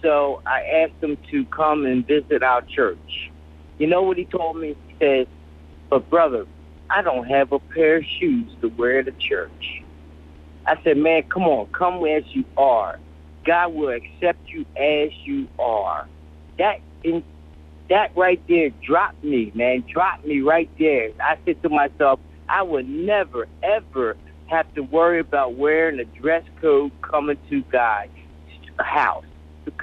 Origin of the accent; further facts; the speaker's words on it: Philadelphia, Pennsylvania, United States; now in Virginia Beach, United States; I'm from Philly originally